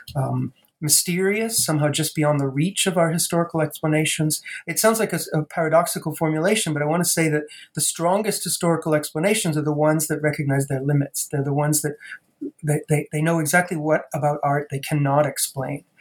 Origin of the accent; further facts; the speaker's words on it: Providence, Rhode Island, United States; also born or lived in Boston, Massachusetts; I actually grew up in Providence, Rhode Island